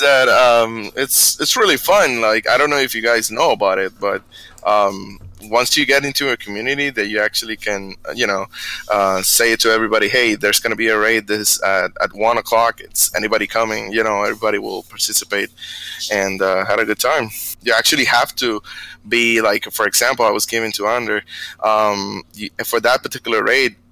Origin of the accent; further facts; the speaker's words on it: Bayamón, Puerto Rico; moved away as an adult; now in Texas, United States; I'm from Puerto Rico, Bayamon